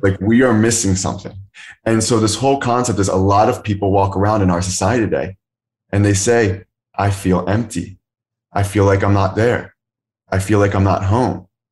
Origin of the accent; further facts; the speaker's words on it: Philadelphia area, Pennsylvania, United States; moved away as an adult; also born or lived in Kenya; born outside the Philadelphia area, that's where I'm currently living again right now